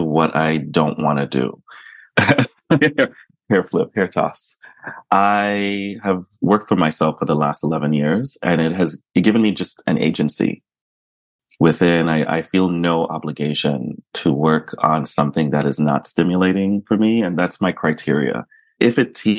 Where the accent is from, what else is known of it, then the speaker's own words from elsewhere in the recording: New York, United States; I grew up in New York